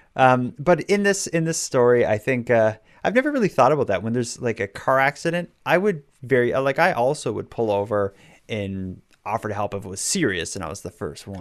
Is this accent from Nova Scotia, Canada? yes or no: yes; Halifax, Nova Scotia, Canada; Halifax, my hometown